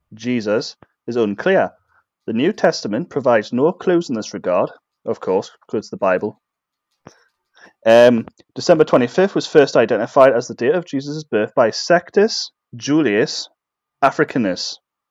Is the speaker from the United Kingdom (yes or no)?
yes; England, United Kingdom; I'm English.